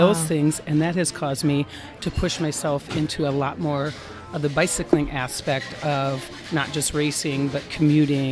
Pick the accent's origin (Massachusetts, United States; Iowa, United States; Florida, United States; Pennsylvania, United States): Iowa, United States; Northwest; I grew up in Northwest Iowa